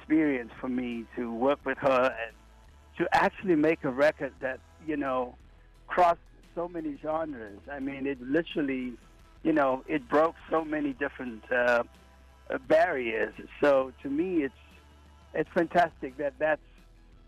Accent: Cape Town, Western Cape, South Africa; moved away; I was born and raised in Cape Town, South Africa.

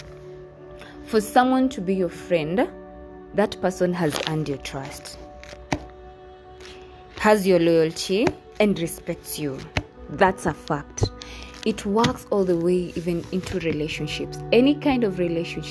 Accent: Kenya; I'm from Kenya.

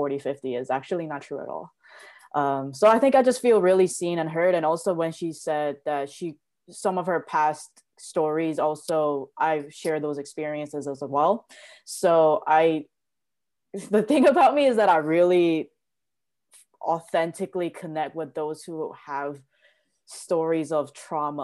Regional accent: South Korea; moved away; also born or lived in New York; I was born and raised in Korea, and my family is extremely traditional

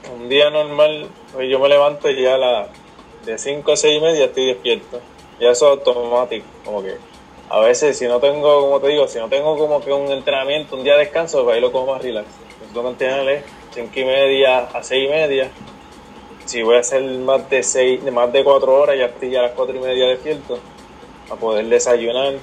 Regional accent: Aguadilla, Puerto Rico; yo soy de Guadilla, del pueblo Guadilla. Siempre, bueno, siempre me crié aquí.

